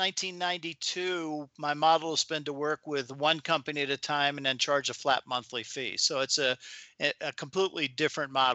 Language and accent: English; Maryland, United States; I grew up in Maryland.